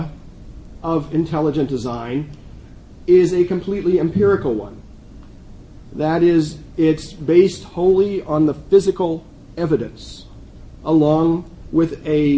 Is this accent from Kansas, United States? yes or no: no; Allentown, Pennsylvania, United States; It's my hometown.